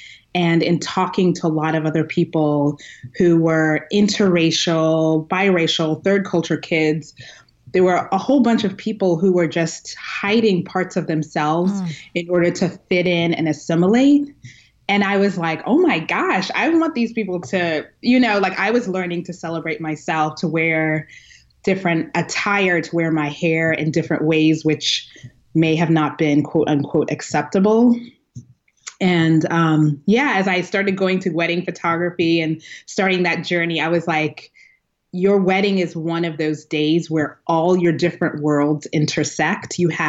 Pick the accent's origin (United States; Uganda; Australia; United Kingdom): Uganda; Kampala, Central Region; born there; I was born in Uganda, Kampala, Uganda, which if you've ever seen The Last King of Scotland, the movie, it's about the dictator Idi Amin and just the horrible things he did.